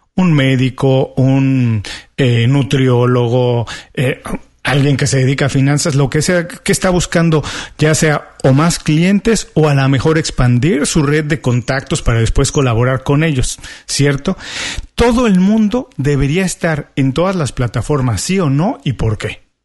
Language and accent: Spanish; Mexico; now in Miami, United States; soy mexicano